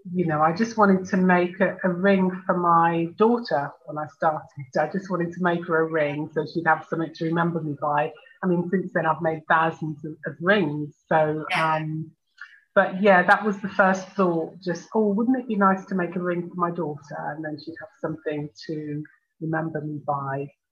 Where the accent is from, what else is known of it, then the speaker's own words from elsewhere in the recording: Birmingham, West Midlands, United Kingdom; I was born in Birmingham in the UK. My parents uh, came from Jamaica in the Caribbean.